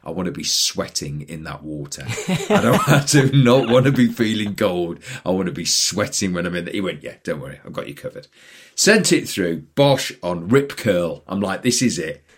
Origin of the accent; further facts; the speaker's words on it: Newcastle upon Tyne, North East England, United Kingdom; moved away; I grew up in Newcastle. Now, Newcastle's on the North Sea